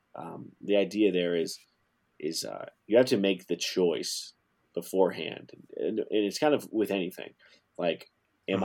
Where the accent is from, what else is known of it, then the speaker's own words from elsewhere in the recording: Alaska, United States; moved away; also born or lived in Montana; I was born in Alaska